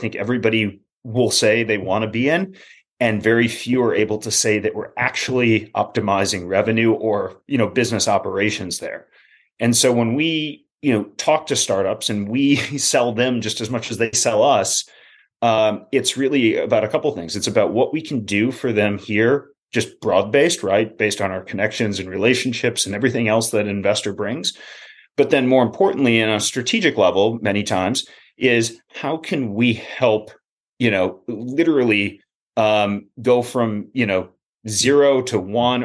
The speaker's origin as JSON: {"language": "English", "town": "Minneapolis", "region": "Minnesota", "country": "United States", "tie": "born or raised there", "said": "I grew up in the Twin Cities"}